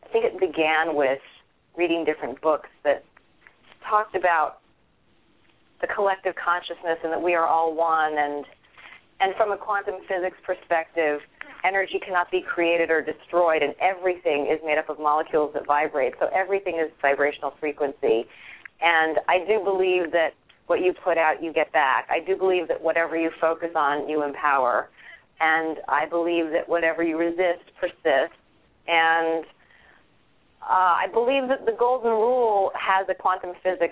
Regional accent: Virginia, United States; I grew up in Virginia

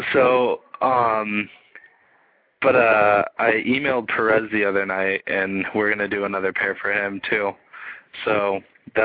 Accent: Newport Beach, California, United States; Growing up in Newport.

